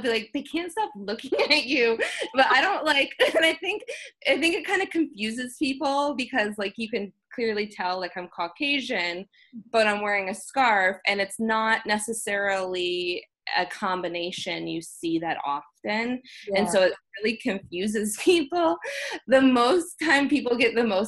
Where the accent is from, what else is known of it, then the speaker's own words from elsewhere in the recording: United States; as an American woman